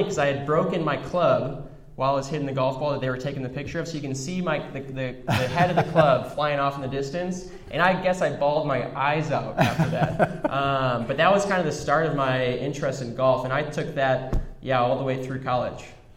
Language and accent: English; Chicago, Illinois, United States; moved away as an adult; also born or lived in Denver; so I grew up in the Chicagoland area, southwest suburbs, born and raised there from birth through going to college.